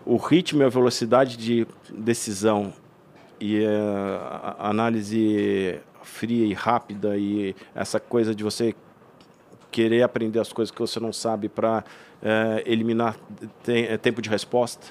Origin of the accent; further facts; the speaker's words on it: São Paulo, Brazil; moved away; also born or lived in Blumenau; eu como paulista, eu estou acostumado a precisar pegar carro para ir até a praia